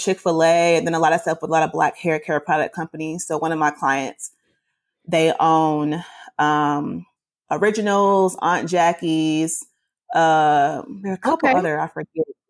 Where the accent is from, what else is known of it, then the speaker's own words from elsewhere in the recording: Atlanta, Georgia, United States; I'm from Atlanta, born and raised, been out here my whole life